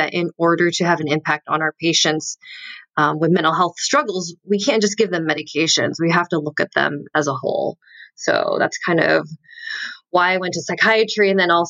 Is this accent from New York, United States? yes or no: no; North Carolina, United States; born there; So, I was born in North Carolina.